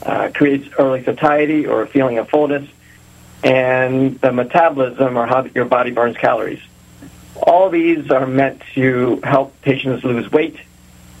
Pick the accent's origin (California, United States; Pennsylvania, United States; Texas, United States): Pennsylvania, United States; Reading; also born or lived in Philadelphia / Pittsburgh / New York City; I'm actually somewhat of a local guy. I grew up in Reading